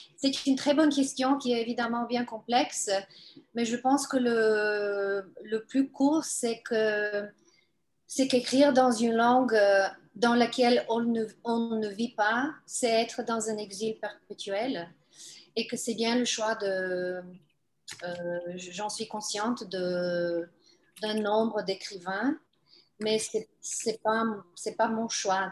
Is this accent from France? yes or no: no; Bulgaria; first language Bulgarian; French is a second language; moved away; c'est toujours à partir du bulgare. Euh, c'est grâce au bulgare que j'ai accès à toutes les langues slaves